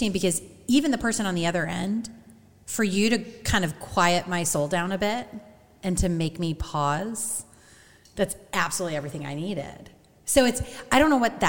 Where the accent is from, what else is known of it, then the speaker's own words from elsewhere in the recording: Peoria, Illinois, United States; moved away; I grew up in Peoria